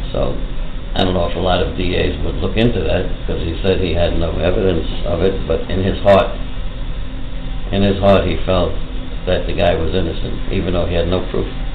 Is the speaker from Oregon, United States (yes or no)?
no; New York City, New York, United States; I grew up in Woodside, Woodside Section, Queens